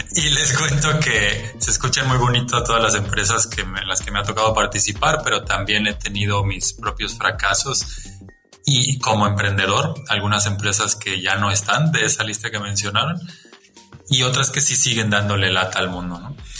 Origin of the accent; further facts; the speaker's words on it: Chiapas, Mexico; el haber nacido y crecido en Chiapas me marcó